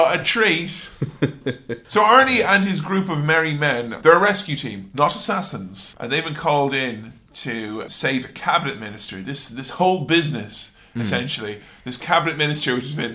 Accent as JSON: {"language": "English", "country": "Ireland", "said": "as an Irishman"}